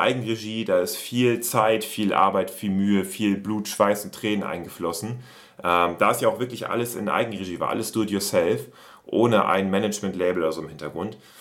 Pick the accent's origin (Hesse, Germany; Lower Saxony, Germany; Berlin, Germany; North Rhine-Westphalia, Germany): Lower Saxony, Germany; Oldenburg; bei uns in Oldenburg, in der Heimatstadt.